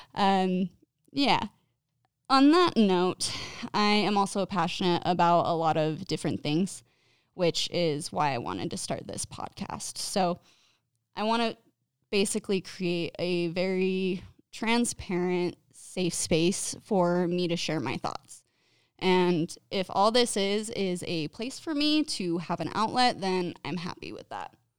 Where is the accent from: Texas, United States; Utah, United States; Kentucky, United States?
Utah, United States; Clearfield; I've grown up in Utah my entire life, mostly in the northern Utah area around Clearfield